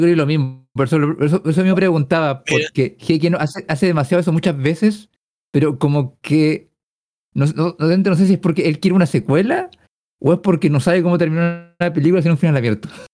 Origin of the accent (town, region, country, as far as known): Chile